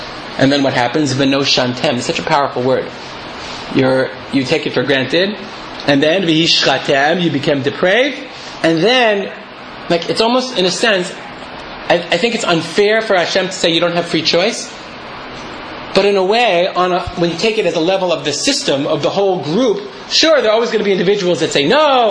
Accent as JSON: {"language": "English", "region": "Michigan", "country": "United States", "moved": "yes", "said": "we came from Michigan"}